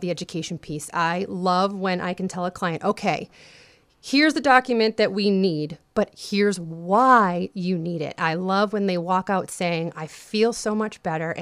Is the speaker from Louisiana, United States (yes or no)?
no; South Shore, Massachusetts, United States; I grew up on the South Shore.